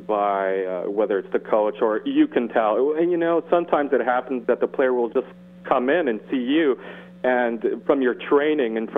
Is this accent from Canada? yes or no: yes; Montreal, Quebec, Canada; I'm just across the pond in Montreal.